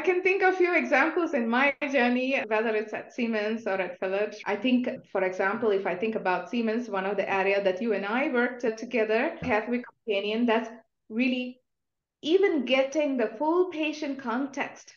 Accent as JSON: {"language": "English", "country": "India", "moved": "yes", "said": "I'm coming from India"}